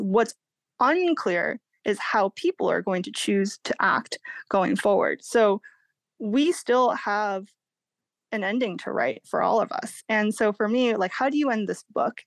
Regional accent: Massachusetts, United States; now in California, United States; I grew up in Massachusetts, kind of the private beaches of New England.

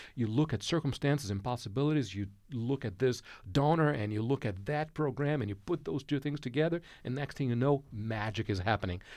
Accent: Brazil; moved away; Growing up in Brazil, uh, mid-sixties, uh, early seventies

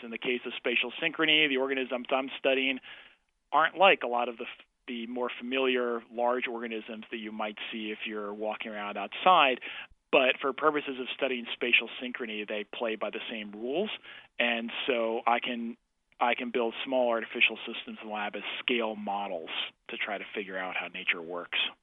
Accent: Canada; I'm a Canadian

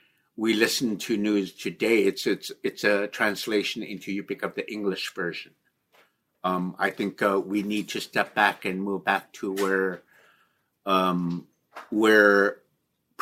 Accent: Nunapitchuk, Alaska, United States; I'm originally from Nunapichuk

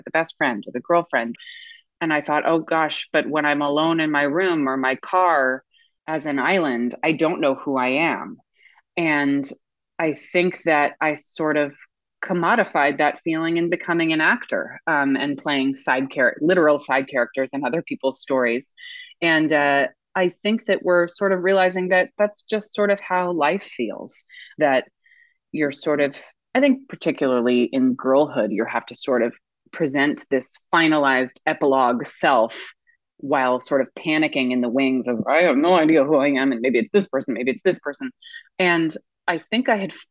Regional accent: United States; also born or lived in New York / Connecticut; I grew up in New York and then Connecticut

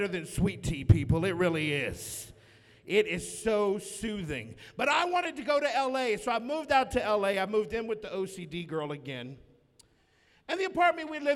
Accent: the South, Southern United States, United States

